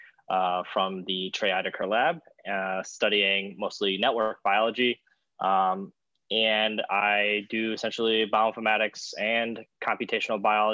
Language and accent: English; North Carolina, United States; moved away as an adult; also born or lived in San Diego, California / Houston, Texas; originally, of course, I'm from North Carolina. And I did, you know, I grew up there